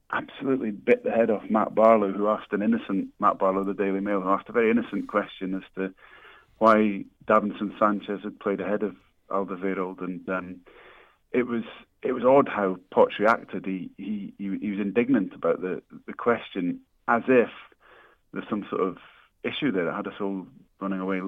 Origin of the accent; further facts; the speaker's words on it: Scotland, United Kingdom; I'm Scottish